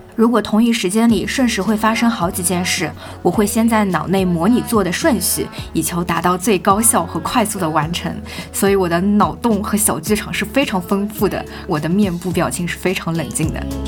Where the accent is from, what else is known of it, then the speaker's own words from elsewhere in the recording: southern China, China; moved away as an adult; now in Beijing, China; 身为南方人